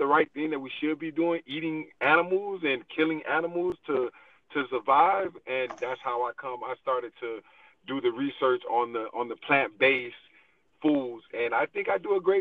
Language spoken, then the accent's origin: English; Miami, Florida, United States; now in Atlanta, United States; I'm originally from Miami, Florida, but I currently live in Atlanta, Georgia.